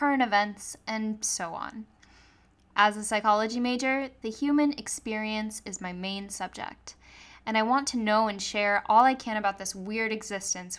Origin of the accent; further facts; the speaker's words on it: Tampa, Florida, United States; moved away as an adult; also born or lived in Akron, Ohio; now in San Diego, United States; I was born in Akron, Ohio, and raised in Tampa, Florida. And as I mentioned, I recently moved all the way to San Diego, California